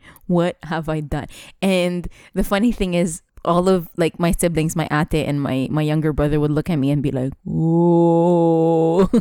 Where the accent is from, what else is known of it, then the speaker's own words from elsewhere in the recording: Dubai, United Arab Emirates; twenty-nine years in Dubai